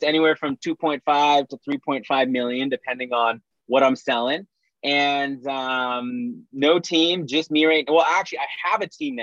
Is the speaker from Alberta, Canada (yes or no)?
no; Saskatchewan, Canada; I'm from Saskatchewan, Canada. So small town, like farmers, like it's very small